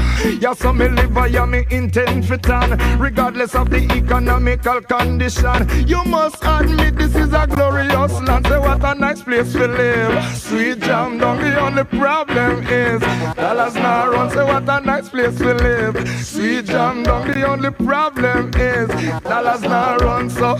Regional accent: Jamaica; As a Jamaican, my argument is whoever said them clever, them for stop the promises and just mass production in all the parishes.

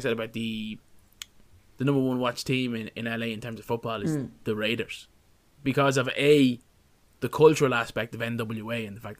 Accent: Ireland; we're Irish

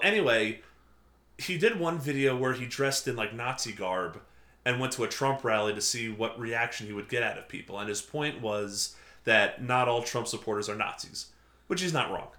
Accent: Port Jefferson, New York, United States; I grew up in Port Jeff.

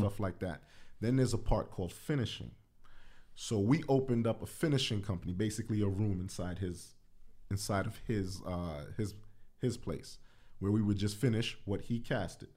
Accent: New York City, New York, United States; growing up in the Bronx

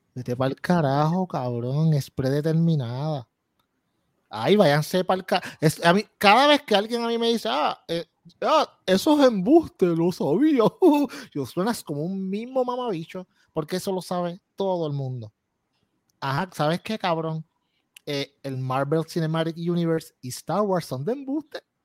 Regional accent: Puerto Rico

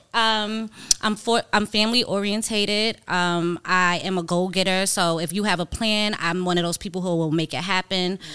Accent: New York, United States; I'm from New York

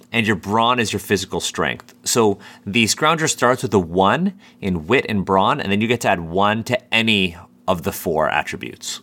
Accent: Canada; as a Canadian myself, you know, when we're, when we're learning about World War One in, like, the tenth grade in high school

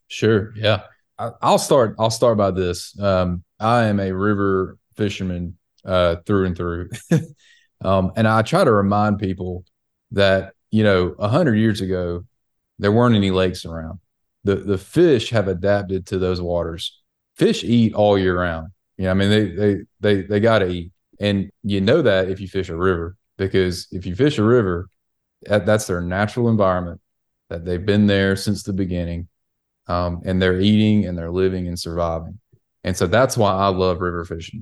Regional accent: the South, United States; us in the South

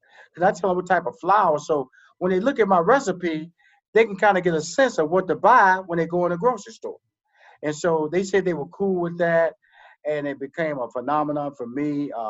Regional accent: the South, United States; I'm from the South. Your boy eat grits, okay?

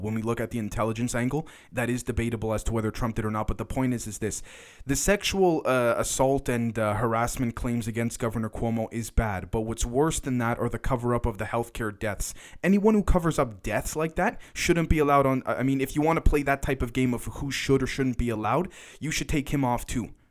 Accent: Toronto, Ontario, Canada; I'm from Toronto, Canada

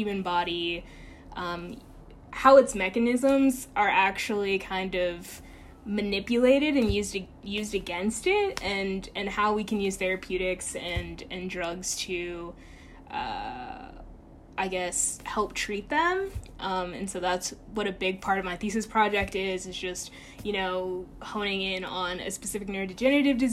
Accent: Chesapeake, Virginia, United States; moved away as an adult; now in New York City, United States; I grew up in Chesapeake, Virginia

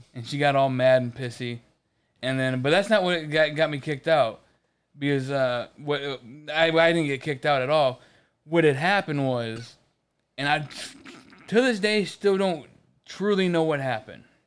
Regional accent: Michigan, United States; moved away; also born or lived in Ohio; I'm from Michigan

